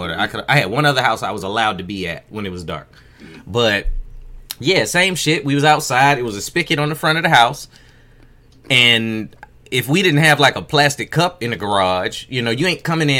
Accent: Virginia, United States; Because I know when I was younger, and I grew up in Virginia, so allergies was a thing.

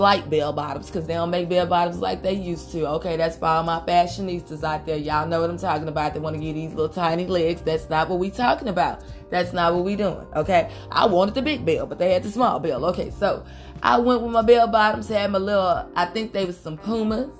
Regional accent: Houston, Texas, United States; I'm from Houston, Texas. I came back to Houston

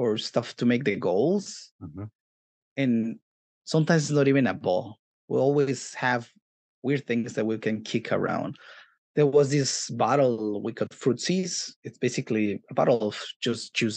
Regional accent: Mexico City, Mexico; now in Los Angeles, United States; I grew up in Mexico City, and then I moved into different places here and there around the area

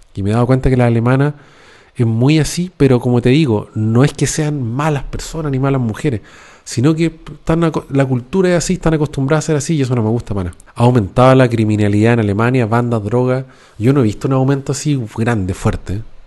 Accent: Chile; moved away as an adult; now in Germany; para uno como chileno

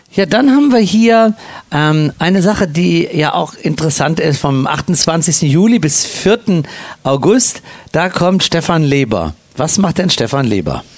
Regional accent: Cologne, North Rhine-Westphalia, Germany; moved away; ich als Kölsche Jung

